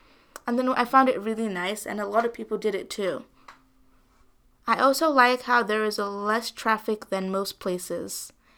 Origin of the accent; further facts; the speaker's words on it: Nigeria; I am from Nigeria. In Nigeria, it never snows, which is amazing because I don't like the cold weather.